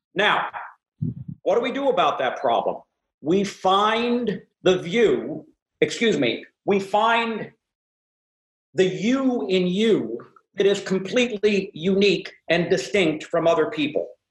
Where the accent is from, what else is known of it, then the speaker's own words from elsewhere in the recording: the Bay Area, California, United States; I'm from the Bay Area